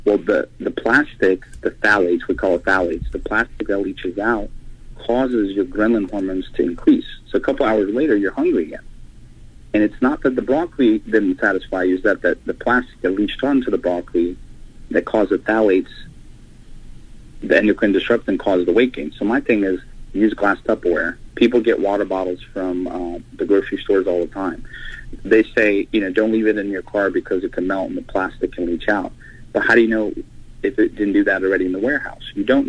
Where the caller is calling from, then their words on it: Atlanta, Georgia, United States; Atlanta, Georgia.